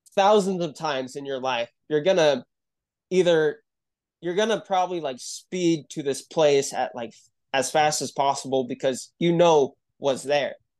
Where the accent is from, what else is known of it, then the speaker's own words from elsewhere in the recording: Utah, United States; I'm from Utah. and, uh, I grew up here